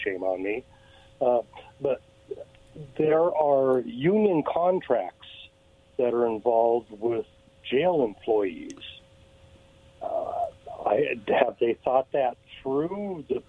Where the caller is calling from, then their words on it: Kennewick, Washington, United States; This is … from Kennewick.